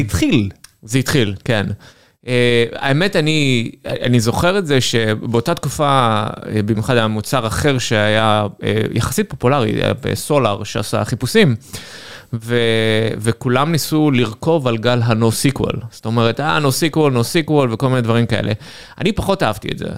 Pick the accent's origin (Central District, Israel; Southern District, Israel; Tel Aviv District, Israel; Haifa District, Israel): Southern District, Israel; Ashdod; moved away as an adult; גדלתי באשדוד.